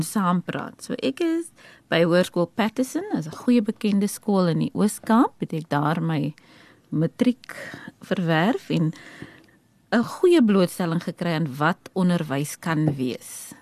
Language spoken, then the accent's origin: Afrikaans; Eastern Cape, South Africa; ek is van die Oos-Kaap oorspronklik en daar het ek in 'n gesin van 6 groot geword